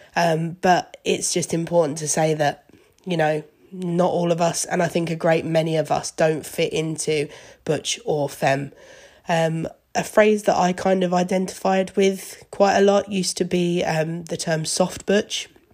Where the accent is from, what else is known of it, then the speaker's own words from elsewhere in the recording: Seaford, South East England, United Kingdom; also born or lived in Brighton; I was actually brought up in Seaford, which is a small town, maybe half an hour outside of Brighton